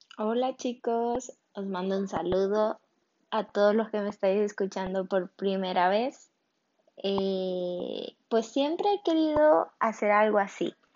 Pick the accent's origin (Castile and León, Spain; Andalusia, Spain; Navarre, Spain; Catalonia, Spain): Catalonia, Spain; Barcelona; born or raised there; also born or lived in Venezuela